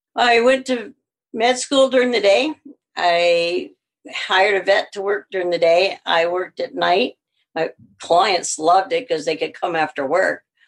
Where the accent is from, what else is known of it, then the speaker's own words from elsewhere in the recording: Missouri, United States; accent: southern; moved away as an adult; also born or lived in Alabama; now in Winnipeg, Canada; I grew up in Missouri